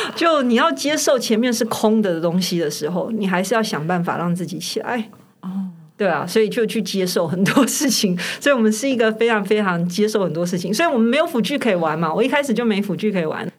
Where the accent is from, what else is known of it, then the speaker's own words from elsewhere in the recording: Taiwan; 我们台湾人比较小